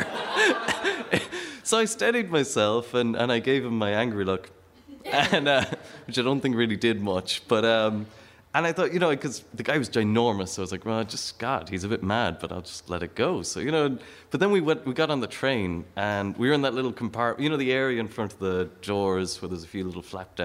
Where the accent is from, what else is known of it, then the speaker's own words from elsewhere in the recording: Ireland; I'm from Ireland.